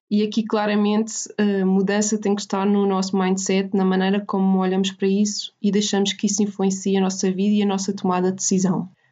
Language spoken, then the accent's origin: Portuguese; Portugal; nós portugueses